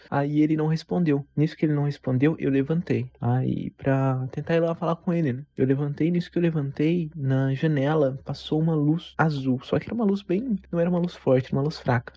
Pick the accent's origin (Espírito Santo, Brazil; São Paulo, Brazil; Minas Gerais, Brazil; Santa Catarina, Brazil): São Paulo, Brazil; Sorocaba; tenho 23 anos, sou de Sorocaba